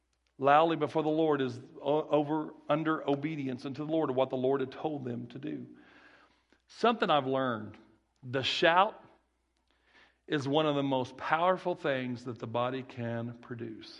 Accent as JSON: {"language": "English", "town": "Kirbyville", "region": "Missouri", "country": "United States", "tie": "born or raised there", "also_born_or_lived": "Branson, Missouri", "accent": "country boy", "said": "my Kirbyville... where I was raised, my elementary school, my little accent, my little country boy accent"}